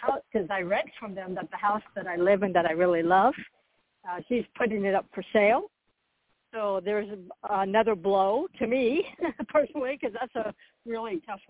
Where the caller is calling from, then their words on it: Florida, United States; I'm also calling from Florida.